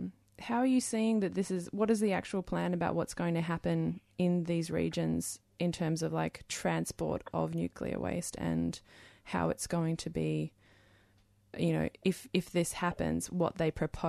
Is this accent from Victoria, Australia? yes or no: no; Tasmania, Australia; I grew up in Tassie